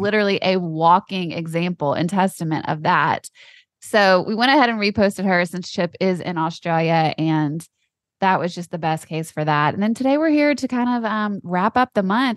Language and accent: English; Louisiana, United States; I grew up in Louisiana